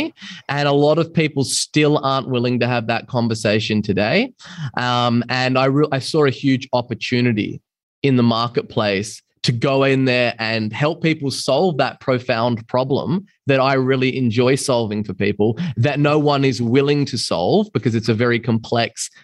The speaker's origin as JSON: {"language": "English", "town": "Byron Bay", "region": "New South Wales", "country": "Australia", "also_born_or_lived": "London", "moved": "yes", "said": "I was a guy from Byron Bay, a small beach town in Australia"}